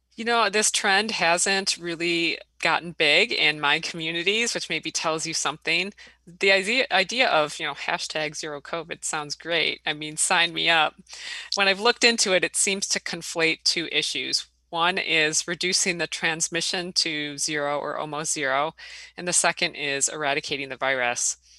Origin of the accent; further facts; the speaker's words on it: Illinois, United States; now in Wisconsin, United States; I grew up in Illinois